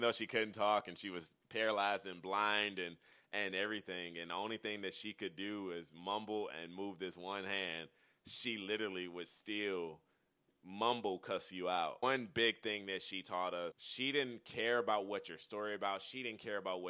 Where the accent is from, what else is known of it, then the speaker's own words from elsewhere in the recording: Detroit, Michigan, United States; also born or lived in Nashville, Tennessee; now in Brownsville, United States; I was raised very urban in Detroit, Michigan, on 7 Mile and Van Dyke on Spencer Street